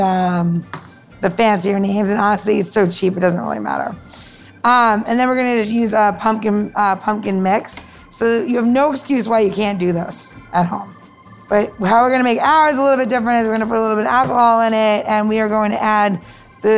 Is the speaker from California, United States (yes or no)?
no; Elmont, New York, United States; now in Washington, D.C., United States; growing up in Long Island, in like, right on the Queens border